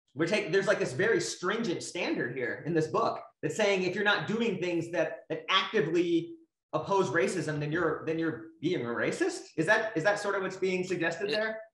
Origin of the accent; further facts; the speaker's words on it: United States; I was born in the United States